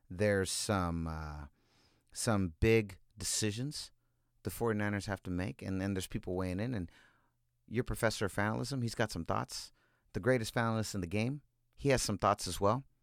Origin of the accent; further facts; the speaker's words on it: California, United States; We're from California.